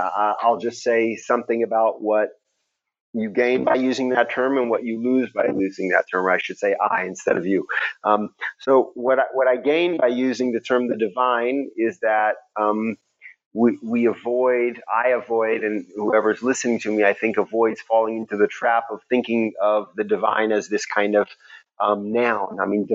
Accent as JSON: {"language": "English", "town": "Houston", "region": "Texas", "country": "United States", "tie": "born or raised there", "said": "Even though I was brought up in Houston, Texas, where there's obviously a lot of deeply observant religious, especially Christians, the immediate milieu in which I grew up tended to be very, very hyper intellectual."}